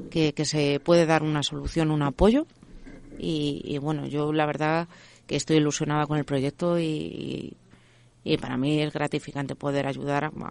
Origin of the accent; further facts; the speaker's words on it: Leganés, Community of Madrid, Spain; Yo soy de Leganés. Entonces, eh, bueno, yo eh, al instituto fui a Carabanchel